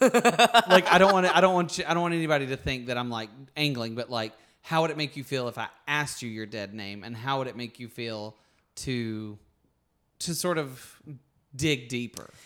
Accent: Alabama, United States; moved away as an adult; now in California, United States; I grew up with a lot of things happening in Alabama

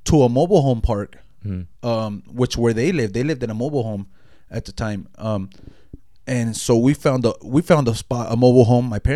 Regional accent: Los Angeles, California, United States; moved away; also born or lived in Long Beach, California / Compton, California / Mexico; I was from Los Angeles, California. That's my county. I was born in Long Beach

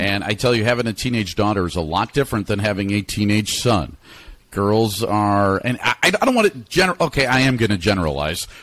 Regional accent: Chicago, Illinois, United States; I actually was born and raised in Chicago

